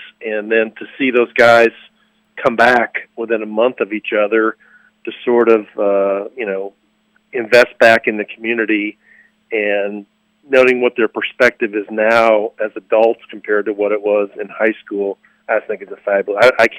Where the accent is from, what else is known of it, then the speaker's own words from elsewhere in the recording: northwest Indiana, United States; also born or lived in New Albany, Indiana; growing up in Indiana and having worked not only in New Albany but Anderson and Bloomington, and growing up in the northwest part of the state